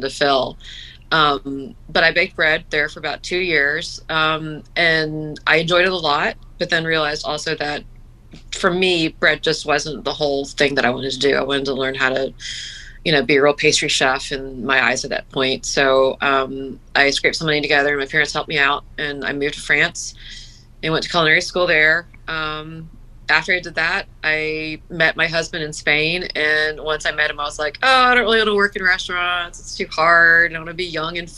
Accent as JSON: {"language": "English", "region": "Gulf Coast", "country": "United States", "tie": "born or raised there", "moved": "yes", "said": "I grew up on the Gulf Coast"}